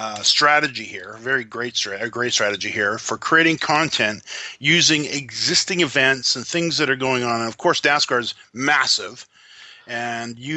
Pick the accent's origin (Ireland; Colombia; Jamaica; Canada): Canada; as a Canadian